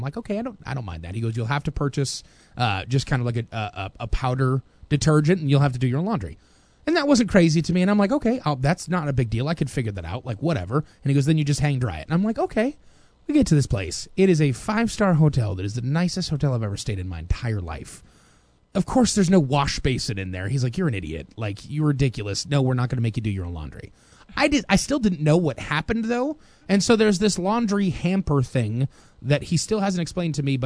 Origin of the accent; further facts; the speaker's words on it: United States; Being an American dude in the Philippines